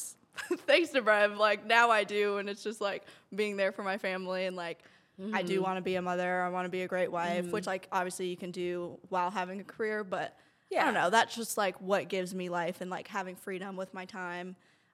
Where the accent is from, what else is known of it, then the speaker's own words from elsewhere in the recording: Miami, Florida, United States; also born or lived in Brooklyn, New York / Vero Beach, Florida / Puerto Rico (ancestry); Okay, so I'm Puerto Rican. 100%. And I'm originally from Brooklyn, New York, and grew up in Miami, Florida, and then went to high school in Vero Beach, Florida, and then went to FAU for 2 years.